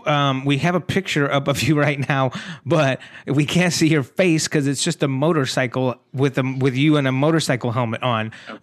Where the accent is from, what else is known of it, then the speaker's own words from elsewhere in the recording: San Antonio, Texas, United States; now in Los Angeles, United States; I grew up in Texas, in San Antonio, Texas, where the weather is like really, really warm. And then I moved from Texas to Los Angeles, where the weather is, you know, all the time is gorgeous, you know.